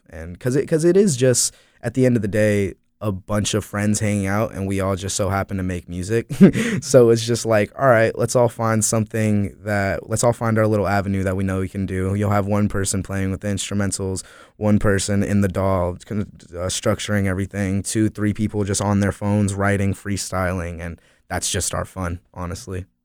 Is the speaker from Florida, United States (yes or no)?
yes; Florida, United States; also born or lived in Asheville, North Carolina; now in Greensboro, United States; I consider myself a North Carolina artist, even though I'm from Florida